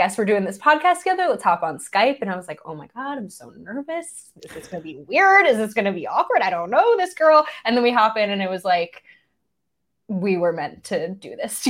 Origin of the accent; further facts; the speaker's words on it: New York, United States; So I grew up and live in New York. I have never lived in Wisconsin. I've only actually ever been to Wisconsin once.